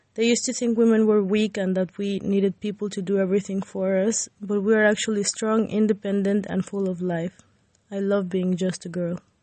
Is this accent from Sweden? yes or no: no; Mexico; now in United Kingdom; I'm from Mexico and I migrated.